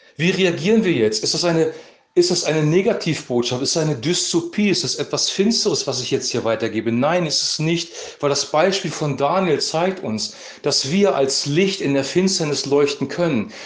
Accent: Germany; als Deutsche

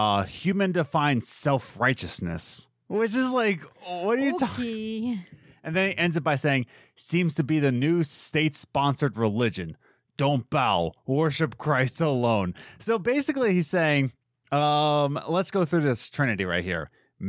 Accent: East Coast, United States; I'm from the East Coast. I'm going Eastern medicine, whatever, East for life, gang up.

